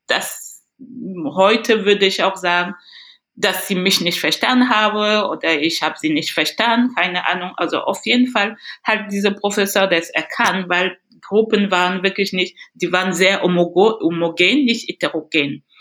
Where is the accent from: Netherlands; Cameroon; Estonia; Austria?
Cameroon; German is a second language; moved away as an adult; also born or lived in Paris, France; now in Bremen, Germany; ich vermisse auch wirklich sehr mein Land, Kamerun